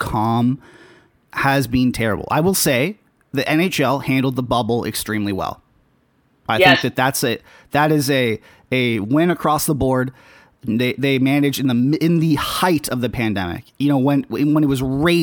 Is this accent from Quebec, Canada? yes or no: no; Toronto, Ontario, Canada; from Toronto.